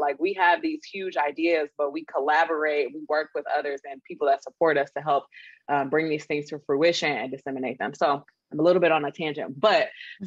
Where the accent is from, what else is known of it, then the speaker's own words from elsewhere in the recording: Detroit, Michigan, United States; I am from a factory town. Okay. I am from Detroit.